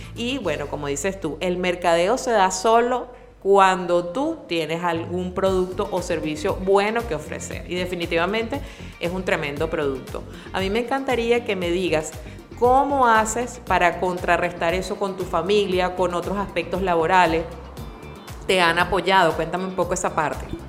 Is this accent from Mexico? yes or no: no; Venezuela; tenemos los venezolanos